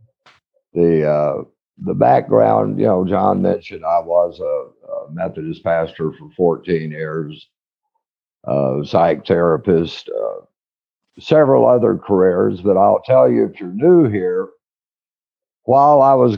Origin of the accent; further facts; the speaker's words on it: Odessa, Texas, United States; I was raised out in West Texas in Odessa